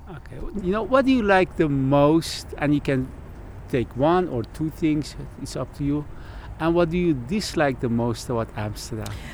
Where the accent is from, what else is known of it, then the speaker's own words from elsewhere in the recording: Iran; English is a second language; now in Netherlands; someone who is born in Iran and now living in Holland for 35 years